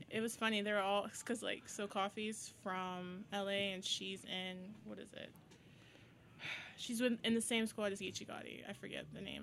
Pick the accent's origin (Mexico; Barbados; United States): Barbados; moved away as an adult; also born or lived in Windsor, Canada; now in Toronto, Canada; I'm from Barbados